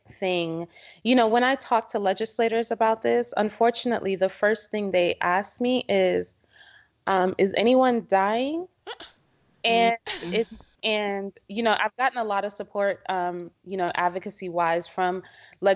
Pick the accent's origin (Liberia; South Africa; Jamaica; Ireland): Jamaica; moved away; I'm originally from Jamaica